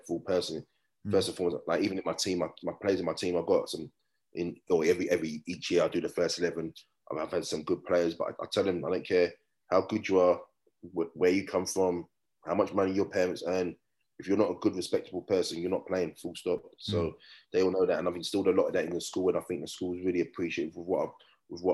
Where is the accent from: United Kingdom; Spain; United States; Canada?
United Kingdom; England; moved away as an adult; now in Australia; I'm actually an Aussie now. So we get the certificate and passport. But luckily I can still keep my UK one